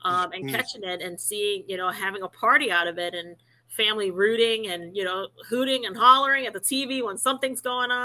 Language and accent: English; Cleveland, Ohio, United States; born and raised in Cleveland, and so being a Clevelander